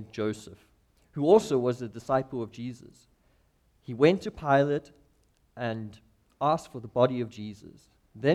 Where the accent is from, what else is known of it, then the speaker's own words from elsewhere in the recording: Clarens, Free State, South Africa; moved away as an adult; also born or lived in Cape Town, South Africa; now in Missoula, United States; I grew up in South Africa. We lived in the kind of central part of South Africa on the border of a nation called Lesotho